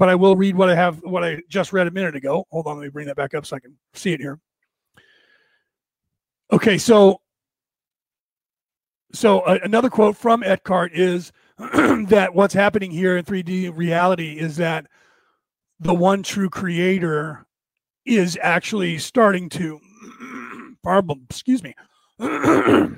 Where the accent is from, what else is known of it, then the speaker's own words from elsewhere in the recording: United States; I grew up here in America my entire life